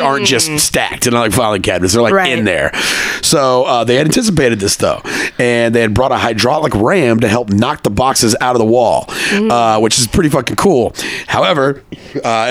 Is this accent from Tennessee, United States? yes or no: no; Texas, United States; moved away as an adult; also born or lived in Connecticut; I came back to visit my hometown when I lived in Connecticut, and I came back to Texas